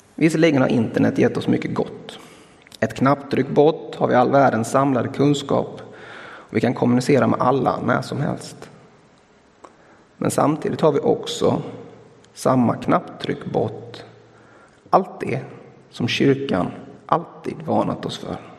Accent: Blekinge, Sweden; som vi säger hemma i Blekinge

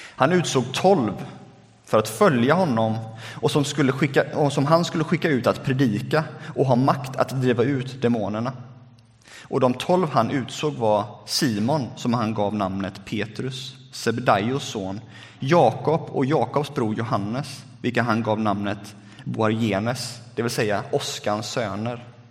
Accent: Lerum, Västra Götaland, Sweden; now in Gothenburg, Sweden; Sen flyttade vi ut äh, till Lerum där jag är uppvuxen.

